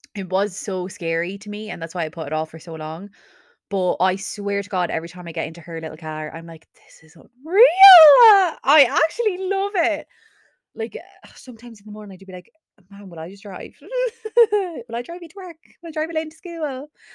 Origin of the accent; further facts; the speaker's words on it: Carlow, Leinster, Ireland; I'm from Carlow, so why would I pay for accommodation when I could just live at home